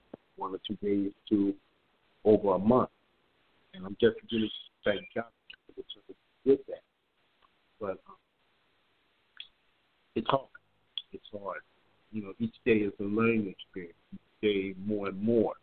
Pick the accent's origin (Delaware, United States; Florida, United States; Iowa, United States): Delaware, United States; Wilmington; moved away as an adult; now in Dallas, United States; I'm 56 years old, and I was born in Wilmington, Delaware. I just recently moved to the Dallas area 14 months ago